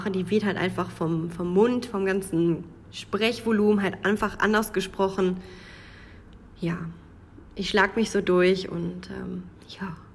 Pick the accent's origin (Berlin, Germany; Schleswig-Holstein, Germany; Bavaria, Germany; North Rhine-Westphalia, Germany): North Rhine-Westphalia, Germany; Man hört, dass ich nicht aus dem Grenzbereich komme. Ich komme aus dem Münsterland. Das hört man mir, an meinem Dialekt und an meiner Aussprache.